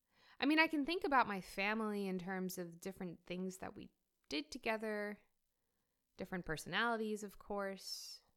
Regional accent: New York, United States; There was no we grew up in the States, in New York.

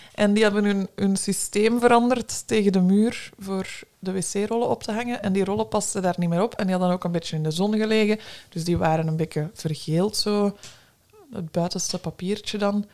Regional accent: Brussels, Brussels-Capital Region, Belgium; En ik kom uit Brussel, ben daar opgegroeid

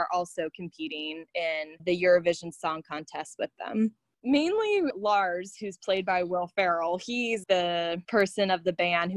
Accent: United States; me being American

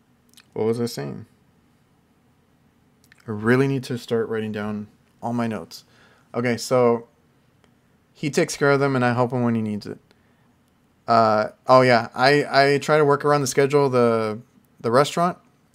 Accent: McAllen, Texas, United States; I'm from McAllen. I think people know McAllen, Texas. So, South Texas, but like all the way down.

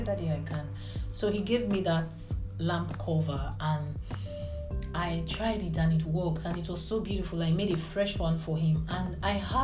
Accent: Nigeria; now in United Arab Emirates; I am Nigerian.

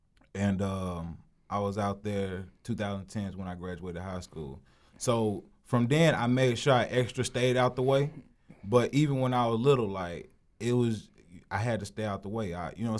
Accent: Monroe, Louisiana, United States; moved away as an adult; also born or lived in Hammond, Louisiana; I'm from Louisiana, man. I'm from Louisiana. I'm from Monroe, Louisiana, the bottom.

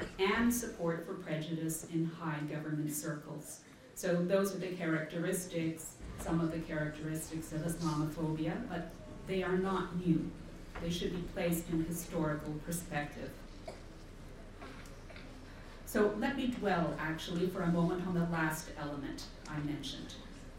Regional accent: Canada; in my own country, Canada

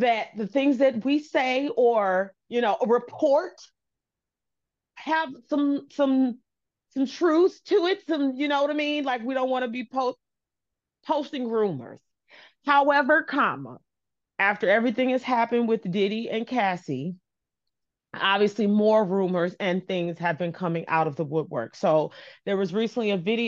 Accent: Detroit, Michigan, United States; I'm from Detroit

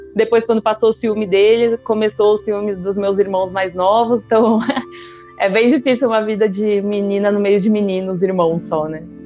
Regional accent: São Paulo, Brazil; also born or lived in Salvador, Bahia; tenho 31 anos, eu nasci em São Paulo, uma família super comum de São Paulo

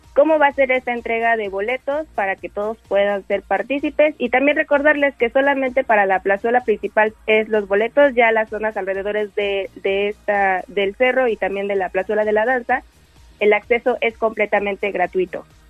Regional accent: Atlixco, Puebla, Mexico; Como poblanos y en este caso como atlitzquenses

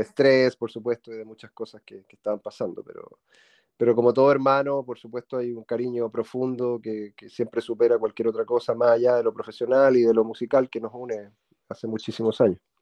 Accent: Santiago, Santiago Metropolitan Region, Chile; somos de Santiago de Chile, ambos nacidos en Santiago de Chile.

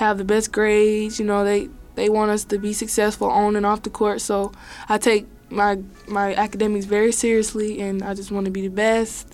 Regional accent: Eufaula, Alabama, United States; now in Kansas, United States; I'm from Eufaula, Alabama

